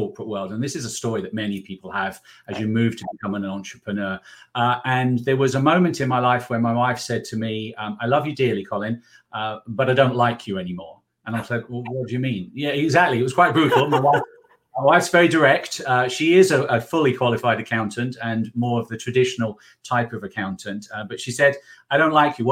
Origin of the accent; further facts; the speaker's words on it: England, United Kingdom; now in South Carolina, United States; We currently reside in South Carolina, where we're working with some clients, but you can guess from my accent that I'm from England